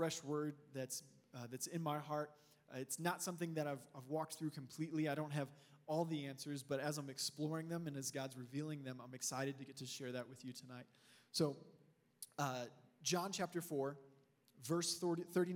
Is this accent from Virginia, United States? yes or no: no; Texas, United States; now in Colorado, United States; We're originally from Texas